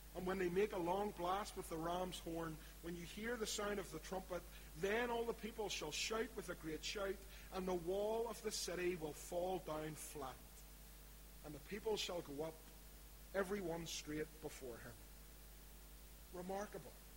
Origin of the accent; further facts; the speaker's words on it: Belfast, Northern Ireland, United Kingdom; accent: East Belfast; my East Belfast accent